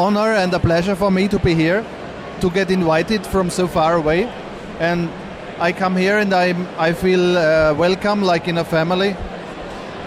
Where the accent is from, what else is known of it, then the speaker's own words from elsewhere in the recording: Illmitz, Burgenland, Austria; I'm from Burgenland, Ilmitz.